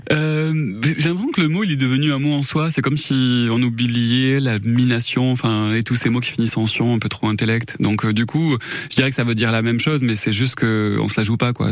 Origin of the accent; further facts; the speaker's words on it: Saint-Christol-lès-Alès, Occitania, France; je suis plutôt de Saint-Christophe-les-Alès, donc je suis né là-bas, j'ai grandi là-bas, 18 ans.